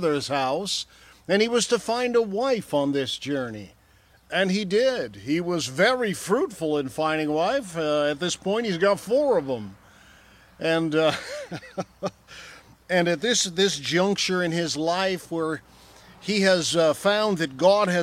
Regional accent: Michigan, United States; I grew up in Michigan

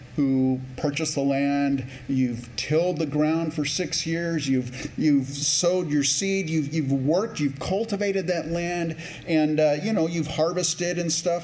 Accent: Campbell, California, United States; also born or lived in Canada / San Jose, California; now in Rochester, United States; I grew up in what's now called Silicon Valley, but before it used to be the prune capital of the world, San Jose, California. And actually in Campbell, California is where I first grew up

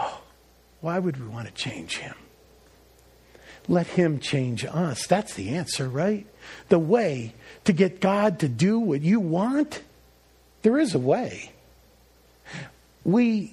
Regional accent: Northeast, United States; moved away; also born or lived in New Orleans; I was a transplant from the Northeast. Maybe you picked that up in my language.

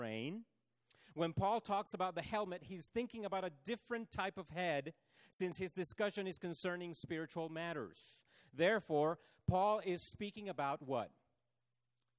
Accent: Chile; moved away; growing up in Chile how our schools would do earthquake drills.

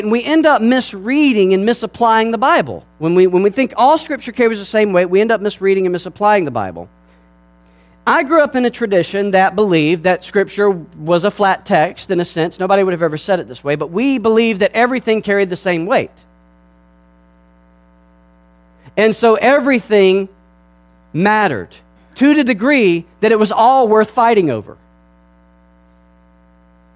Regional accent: Georgia, United States; I'm from Georgia, and my wife's from Alabama, so we're from the real South

